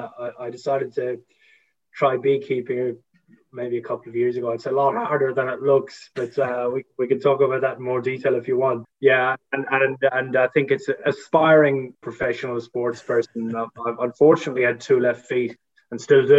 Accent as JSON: {"language": "English", "country": "Ireland", "also_born_or_lived": "United Kingdom", "moved": "as an adult", "lives_now": "Melbourne, Australia", "said": "I'd moved to Australia at this point because I'm Irish, but I've lived here for about 15 years"}